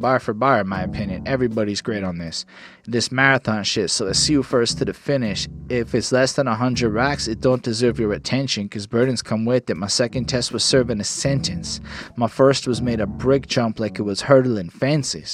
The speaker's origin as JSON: {"language": "English", "town": "Montreal", "region": "Quebec", "country": "Canada", "tie": "born or raised there", "said": "I was born in Montreal"}